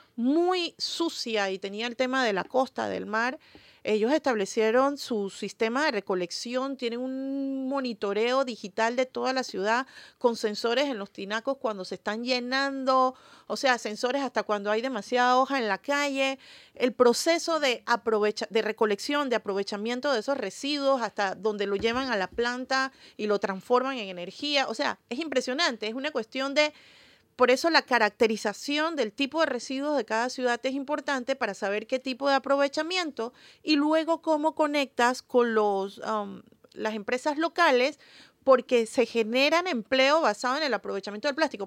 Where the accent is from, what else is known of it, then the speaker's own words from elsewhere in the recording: Panama; somos panameños, panameñas, sintámonos orgullosos de eso